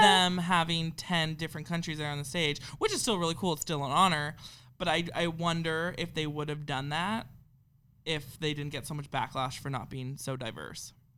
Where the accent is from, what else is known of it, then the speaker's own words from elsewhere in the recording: Canada; we're Canadian